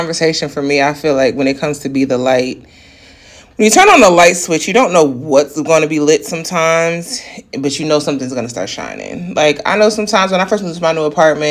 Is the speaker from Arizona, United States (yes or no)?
no; New York, United States; as a New Yorker